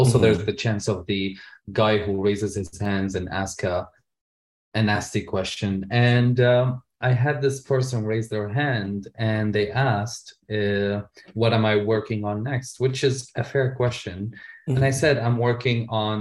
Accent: Syria; also born or lived in Lebanon; now in Canada; as a gay man growing up in Syria

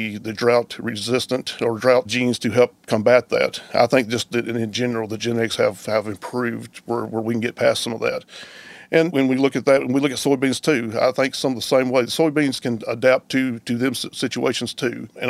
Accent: West Tennessee, United States; moved away as an adult; now in Iowa, United States; I hail from Tennessee, from West Tennessee. Come from a diverse farming operation there

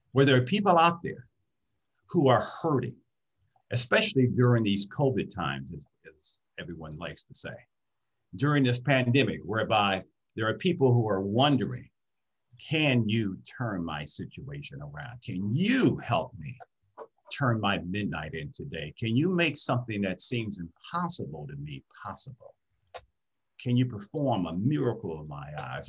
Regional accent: Detroit, Michigan, United States; I grew up in Detroit, Michigan

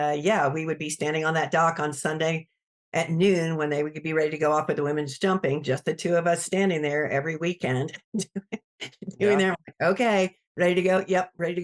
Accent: Greenville, South Carolina, United States; I'm from Greenville, South Carolina. So that's kind of my stomping grounds out there

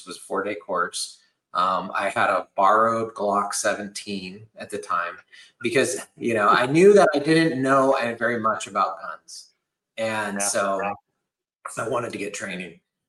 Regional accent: San Jose, California, United States; In California, which is where I was born in San Jose.

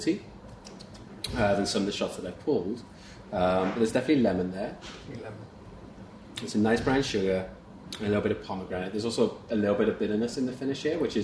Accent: South West England, United Kingdom; moved away; originally. I'm from the southwest.

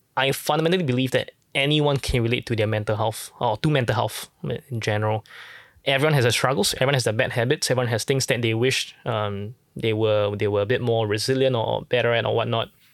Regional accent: Singapore; born and raised in Singapore

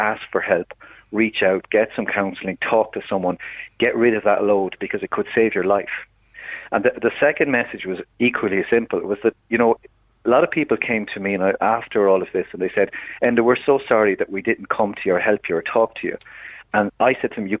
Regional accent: Ireland; being an Irish man

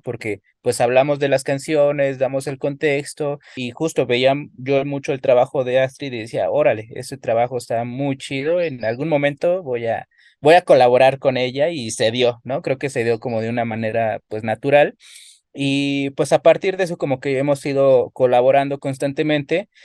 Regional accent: Ecatepec, State of Mexico, Mexico; yo soy de Catepec, siempre he vivido aquí, he crecido, eh, me he desarrollado aquí

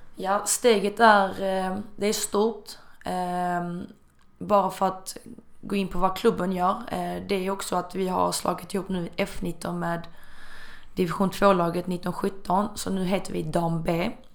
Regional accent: Malmö, Skåne, Sweden; moved away as an adult; also born or lived in China; jag hade inte heller bott hemma i Malmö på väldigt, väldigt länge

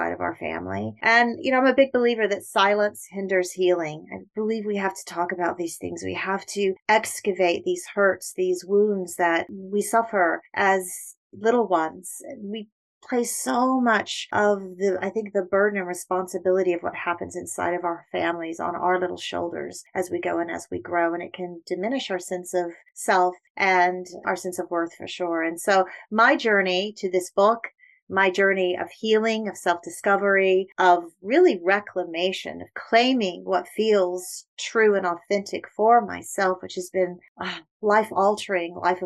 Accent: United Kingdom; moved away; I was born in the United Kingdom and placed into foster care early on

